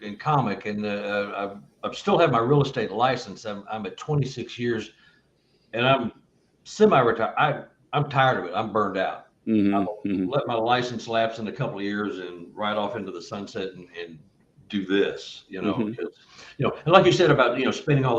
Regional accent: Texas, United States; I'm from Texas

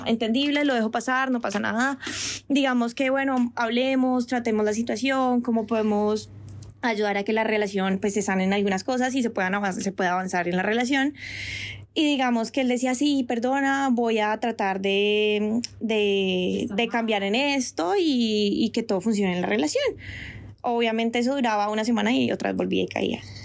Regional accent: Colombia; moved away as an adult; also born or lived in France; now in Spain; yo me devolvía para Colombia a ver a mi familia

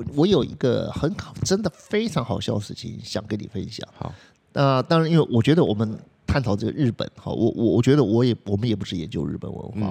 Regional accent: Taiwan; 我们台湾人

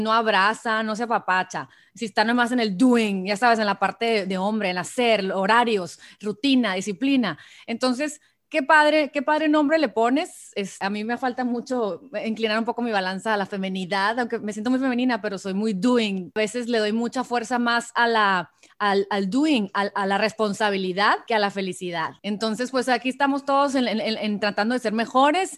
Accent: Mexico; soy mexicana

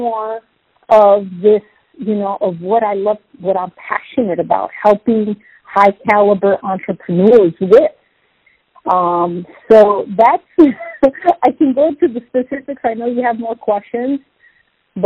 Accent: San Diego, California, United States; also born or lived in Los Angeles; I was born in Los Angeles, raised in San Diego

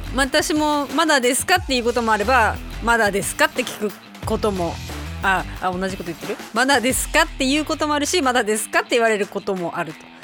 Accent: Hokkaido, Japan; 北海道民としては

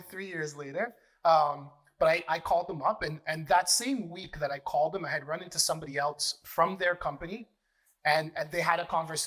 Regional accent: Mississauga, Ontario, Canada; I opened up my own branch in Air Mills in Mississauga. Really cool part is I grew up in Air Mills.

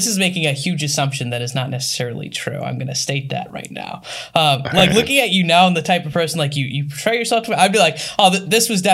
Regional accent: Upper Peninsula of Michigan, United States; I grew up in Upper Michigan

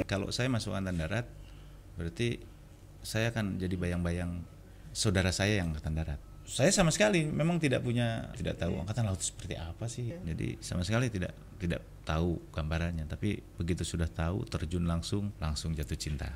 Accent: Bandung, West Java, Indonesia; moved away as an adult; now in Batam, Indonesia; Jadi memang saya orang Bandung asli.

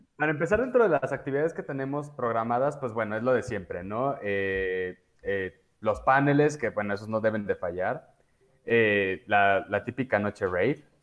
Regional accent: Mexico; soy muy mal mexicano

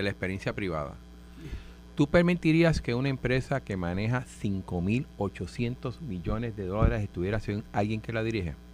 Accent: Río Piedras, Puerto Rico; yo soy del Ducado de, de Sevilla de Río Piedra

